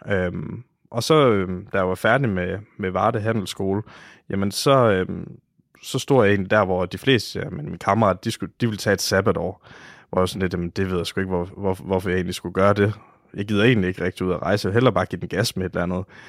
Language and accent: Danish; Oksbøl, Southern Denmark, Denmark; jeg kommer fra Varde omegn, en lille by, der hedder Oksbøl